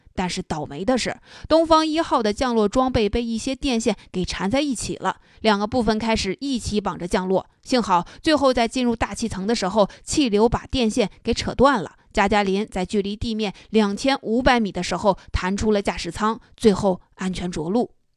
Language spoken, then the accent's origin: Chinese; China; 我们中国人